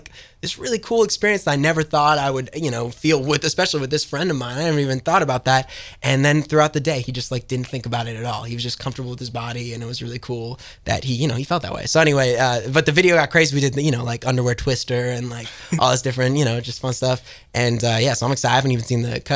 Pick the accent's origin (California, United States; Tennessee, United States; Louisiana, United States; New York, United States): New York, United States; New York City; also born or lived in Los Angeles; I'm from Hell's Kitchen, New York, and then I have a little spot in LA that I go back and forth